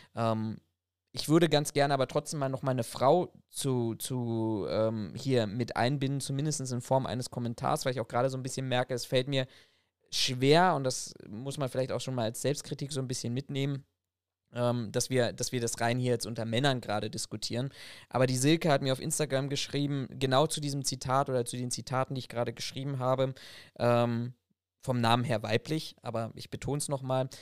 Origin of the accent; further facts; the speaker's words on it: Germany; bei uns in Deutschland